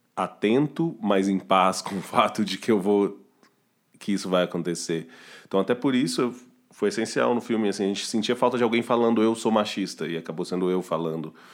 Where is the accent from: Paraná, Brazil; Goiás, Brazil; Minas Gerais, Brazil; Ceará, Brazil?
Minas Gerais, Brazil; Belo Horizonte; now in São Paulo, Brazil; Belo Horizonte, que é de onde eu sou